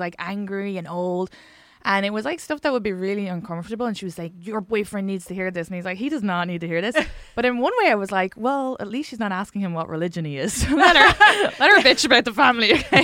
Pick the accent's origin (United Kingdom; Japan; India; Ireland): Ireland; accent: Irish; moved away as an adult; now in United States